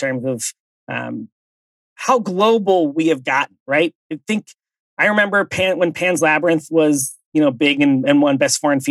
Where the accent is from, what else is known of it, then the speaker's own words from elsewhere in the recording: West Chester, Pennsylvania, United States; from my hometown, something I have known, I guess, my whole life, because our high school is called Bayard Rustin